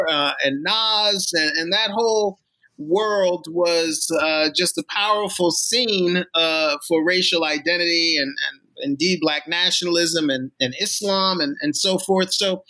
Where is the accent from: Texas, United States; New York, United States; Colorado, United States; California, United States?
New York, United States; New York City; now in Allentown, United States; I grew up in New York City in Queens during the 1970s and 80s